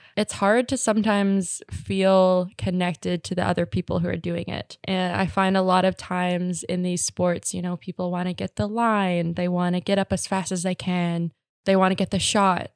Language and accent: English; Squamish, British Columbia, Canada; I grew up in Squamish